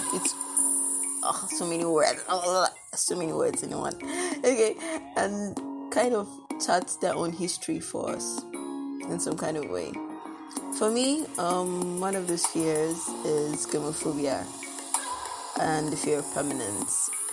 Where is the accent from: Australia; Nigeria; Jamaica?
Nigeria; I'm actually very proud to be Nigerian